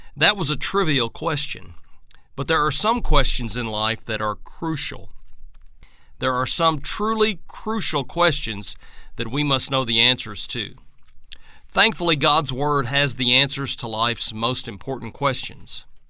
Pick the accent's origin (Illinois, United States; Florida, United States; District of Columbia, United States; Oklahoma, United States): Oklahoma, United States; Southeast; When I was growing up in Southeast Oklahoma